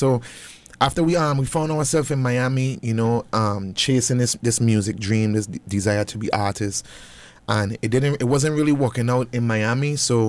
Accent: Charlotte Amalie, U.S. Virgin Islands; moved away; growing up in the Virgin Islands

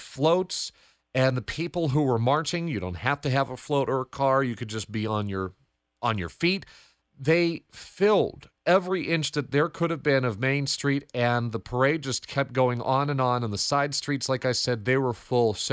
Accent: Glastonbury, Connecticut, United States; from Glastonbury, and I'm listening to Spotlight Connecticut with Morgan Cunningham.

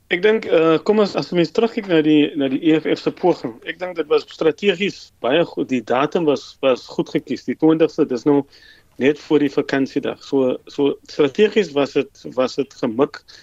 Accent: South Africa

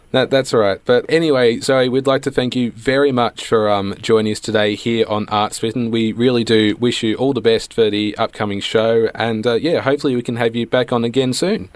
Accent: Bendigo, Victoria, Australia; all three of us are from regional Victoria. So I'm from hmm. Bendigo.

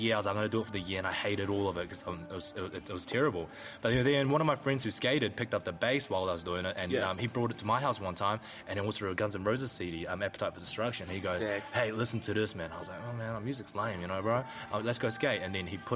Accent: Whangaparaoa, Auckland, New Zealand; born or raised there

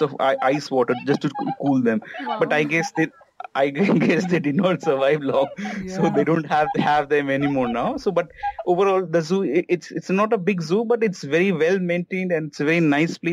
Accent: Kolkata, West Bengal, India; I'm from Calcutta

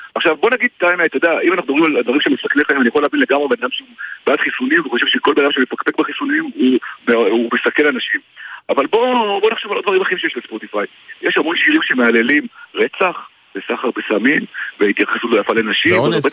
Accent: Israel

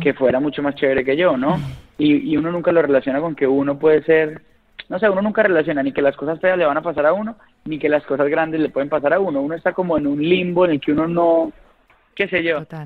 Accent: Colombia; como colombiano

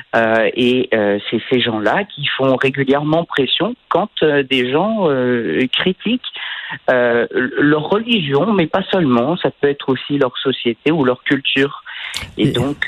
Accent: France; quand j'étais enfant en France

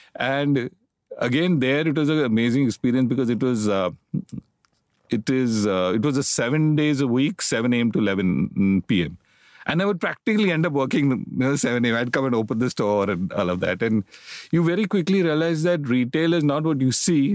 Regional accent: Mumbai, Maharashtra, India; I grew up in Bombay, educated in Bombay. All my life I've lived in Bombay.

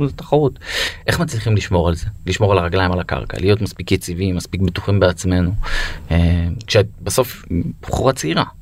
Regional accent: Beersheba, Southern District, Israel; אני גדלתי בבית ספר בבאר שבע

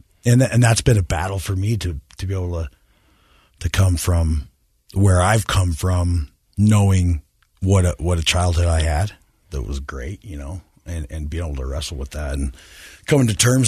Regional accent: Clearfield, Utah, United States; I grew up in Clearfield, Utah.

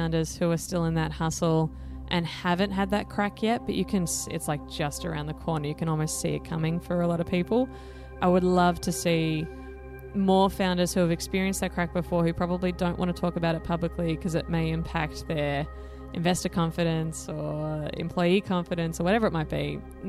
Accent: Blue Mountains, New South Wales, Australia; So I grew up in the Blue Mountains in New South Wales. My dad was a railway engineer and my mom was a creative arts teacher at the local primary school.

